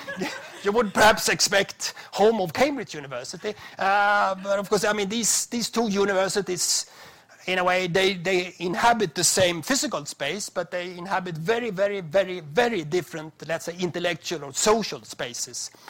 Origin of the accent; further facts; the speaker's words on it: Sweden; my home country